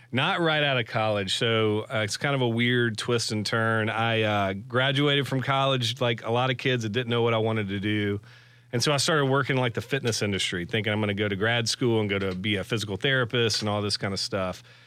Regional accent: McCalla, Alabama, United States; Born and raised in McAuliffe, Alabama.

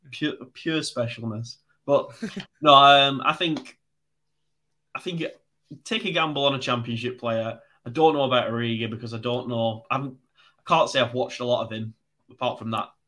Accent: North West England, United Kingdom; near Manchester.

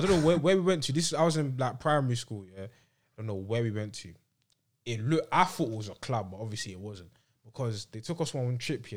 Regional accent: London, United Kingdom; growing up in London

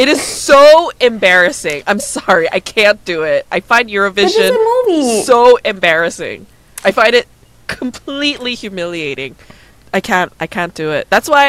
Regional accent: United States; Americans are out there. We're out there, man.

